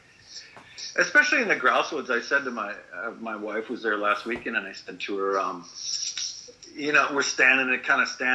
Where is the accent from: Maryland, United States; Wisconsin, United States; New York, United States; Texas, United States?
Wisconsin, United States; Janesville; I grew up in Wisconsin, in southern Wisconsin, in the city of Janesville